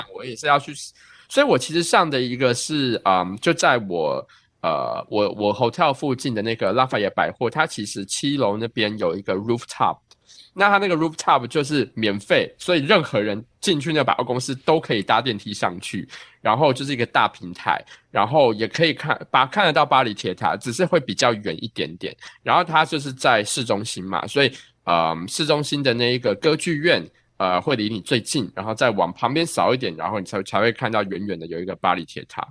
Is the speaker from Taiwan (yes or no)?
yes; Taiwan; now in New York, United States; 我是，啊，台湾留学生